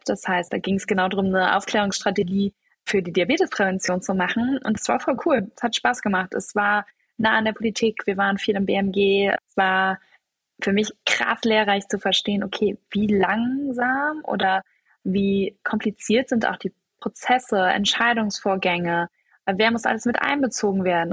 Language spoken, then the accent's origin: German; Cologne, North Rhine-Westphalia, Germany; also born or lived in Munich / Düsseldorf; ich bin von Köln, wo ich aufgewachsen bin, nach München gegangen